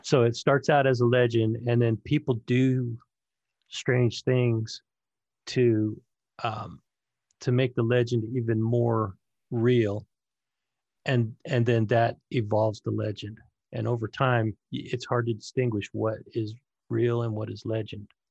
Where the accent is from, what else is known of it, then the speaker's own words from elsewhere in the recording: Northern California, United States; I grew up in, uh, Northern California, Sacramento, Vacaville, San Francisco, in between there is where I ran